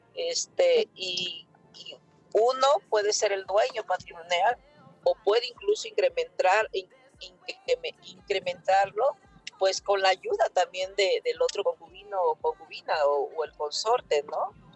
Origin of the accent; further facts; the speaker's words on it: Mexico; nosotros como mexicanas y mexicanos